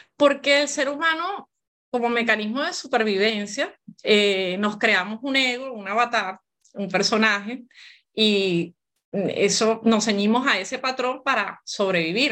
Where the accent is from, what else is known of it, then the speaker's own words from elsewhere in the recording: Venezuela; moved away as an adult; now in Barcelona, Spain; Yo soy venezolana de nacimiento